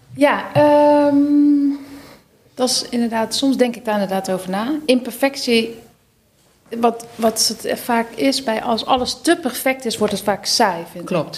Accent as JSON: {"language": "Dutch", "town": "Schijndel", "region": "North Brabant", "country": "Netherlands", "tie": "born or raised there", "said": "in Schijndel, dat is in Brabant"}